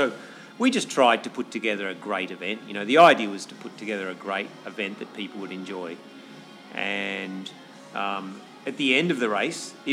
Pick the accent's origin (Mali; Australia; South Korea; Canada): Australia; also born or lived in Chamonix; now in Hong Kong; I'm from Australia and moved to Hong Kong